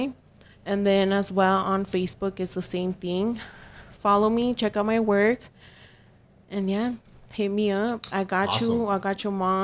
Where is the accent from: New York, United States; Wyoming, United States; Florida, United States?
New York, United States; I'm from New York.